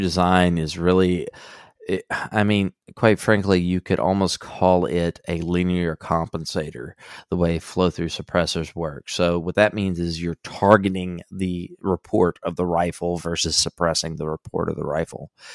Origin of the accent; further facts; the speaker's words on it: Southeast Texas, United States; I grew up in Southeast Texas